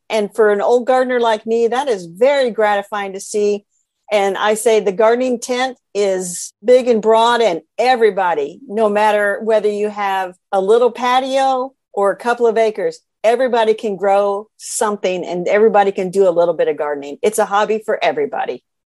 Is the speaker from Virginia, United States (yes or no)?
no; central Indiana, United States; I am from Indiana. I was born and raised here in central Indiana.